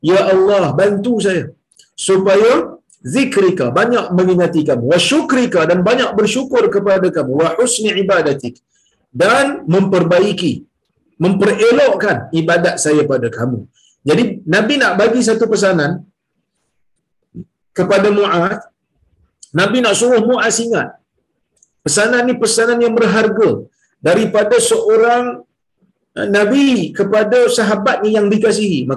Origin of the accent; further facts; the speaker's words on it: Perak, Malaysia; now in Perlis, Malaysia; Saya ni orang Perak. Ha. Saya ni orang Perak. Macam Tan Sri Amin juga orang Perak kan. Kita sama-sama orang Perak. Jadi, orang Perak pindah pergi ke Perlis.